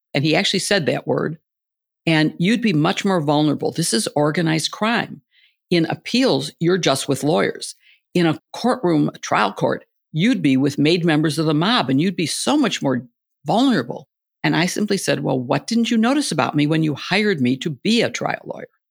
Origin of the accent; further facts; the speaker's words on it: Illinois, United States; moved away; I grew up in the Big Ten in Illinois